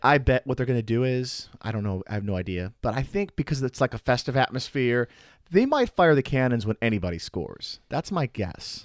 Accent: Chicago, Illinois, United States; moved away as an adult; also born or lived in Milwaukee area; now in Milwaukee, United States; I'm from the Chicago area

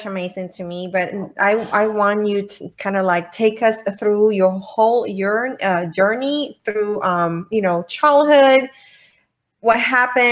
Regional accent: Puerto Rico; I am from Puerto Rico and I grew up like, in the center of the island

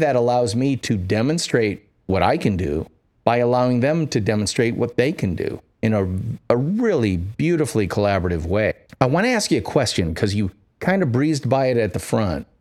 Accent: Midwest, United States; I'm from the Midwest

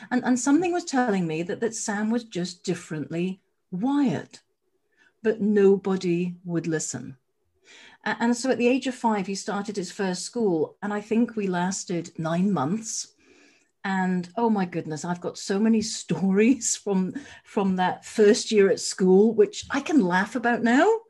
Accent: Edinburgh, Scotland, United Kingdom; also born or lived in Wimbledon, London; now in London, United Kingdom; I'm down in Wimbledon SW19 and I hail from Edinburgh.

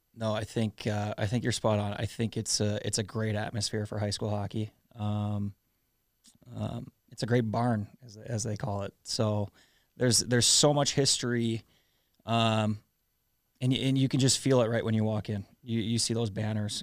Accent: South St. Paul, Minnesota, United States; growing up in South Saint Paul

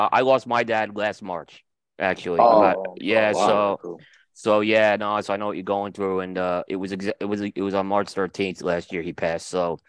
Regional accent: New York, United States; moved away as an adult; now in North Carolina, United States; Because we're all from New York.

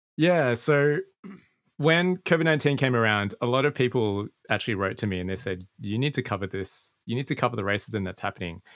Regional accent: Sydney, New South Wales, Australia; I grew up in Australia, mm. in mm. a part of Sydney that's quite quote unquote Asian

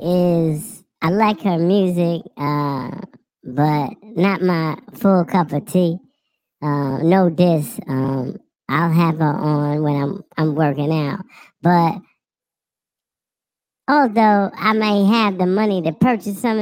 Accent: New York City, New York, United States; I'm born and raised in the Bronx

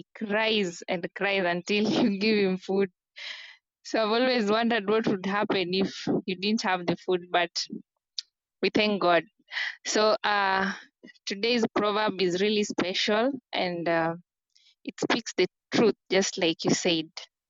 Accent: Kenya; Hi, Simon. Hello, everyone. … from Kenya, and I'm glad I'm here today.

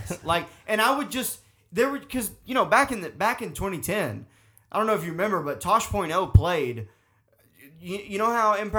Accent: the South, United States; growing up in the South

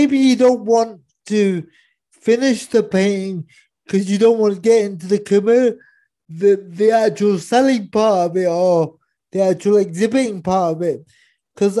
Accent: Cheltenham, South West England, United Kingdom; I grew up in Cheltenham.

